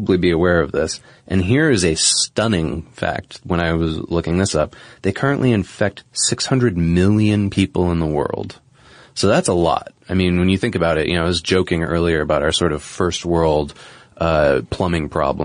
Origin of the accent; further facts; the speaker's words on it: New England, United States; Where I grew up in New England